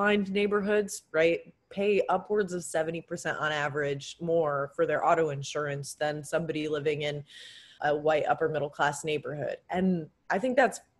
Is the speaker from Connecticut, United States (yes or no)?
yes; Connecticut, United States; my high school growing up in Connecticut